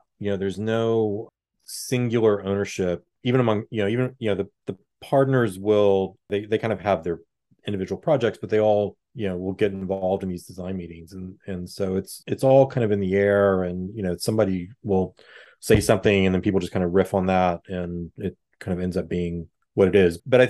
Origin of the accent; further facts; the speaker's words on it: Houston, Texas, United States; I'm from Houston, not from Dallas, but I, you know, I have family and friends in Dallas